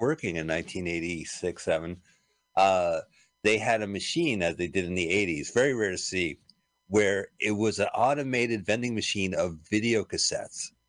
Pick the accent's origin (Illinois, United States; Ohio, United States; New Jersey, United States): New Jersey, United States; we grew up in New Jersey